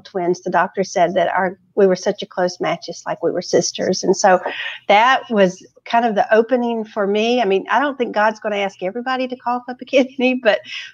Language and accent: English; South Carolina, United States; moved away as an adult; also born or lived in Flint, Michigan / Baltimore / Chicago; now in Texas, United States; I was born in Flint, Michigan, and was there for a couple of years. And then the family took us home to the Carolinas, where I grew up and lived for 30 years